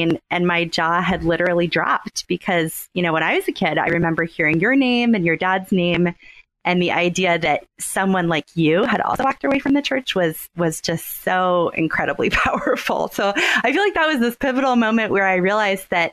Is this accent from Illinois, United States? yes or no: no; Southern Maryland, United States; moved away as an adult; now in Houston, United States; I grew up in Southern Maryland, and I moved to Houston about 10 years ago for grad school